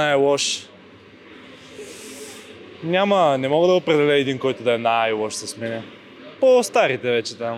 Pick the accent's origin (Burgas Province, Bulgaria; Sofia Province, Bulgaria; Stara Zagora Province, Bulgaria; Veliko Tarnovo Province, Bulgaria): Burgas Province, Bulgaria; Burgas; Ми, от Бургас съм, не може. Ние от Бургас сме само такива, на Перди.